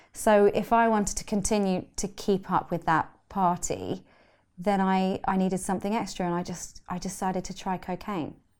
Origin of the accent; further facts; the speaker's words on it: London, United Kingdom; I grew up in London